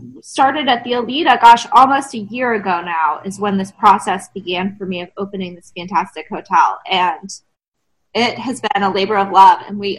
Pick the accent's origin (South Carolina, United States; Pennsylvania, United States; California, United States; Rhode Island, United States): South Carolina, United States; Hilton Head Island; also born or lived in Atlanta, Georgia; now in Savannah, United States; I am actually from Hilton Head